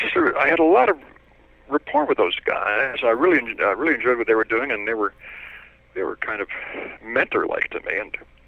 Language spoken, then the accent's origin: English; Toronto, Ontario, Canada; I was 8 or 9 years old when I rode the Toronto subway unescorted.